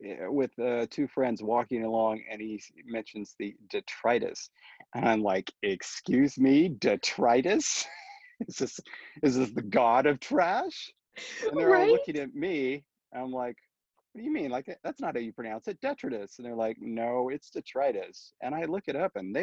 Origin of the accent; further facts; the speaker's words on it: Orange County, California, United States; also born or lived in Fresno, California; I moved from Fresno to Orange County, where I lived the rest of the time, in first grade